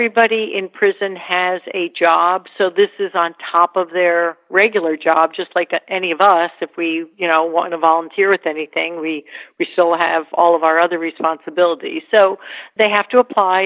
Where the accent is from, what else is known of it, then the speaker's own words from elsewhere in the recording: New York, United States; I live in New York. I'm a New Yorker.